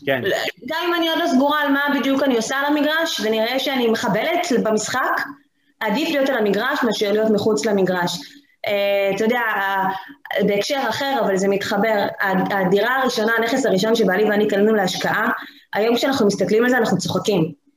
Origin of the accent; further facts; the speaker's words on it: the Krayot, Haifa District, Israel; אני גם במקור מהקריות